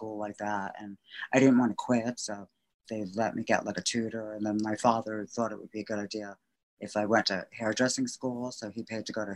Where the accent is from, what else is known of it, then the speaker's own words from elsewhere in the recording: Wayne, New Jersey, United States; accent: Jersey; moved away as an adult; also born or lived in Cedar Grove, New Jersey / Bergenfield, New Jersey; now in New York, United States; I grew up in Wayne, New Jersey, and then I moved to Cedar Grove, and then I got married in Bergenfield